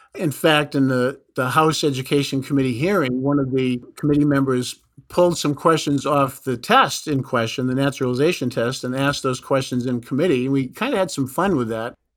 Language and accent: English; New Hampshire, United States; growing up in New Hampshire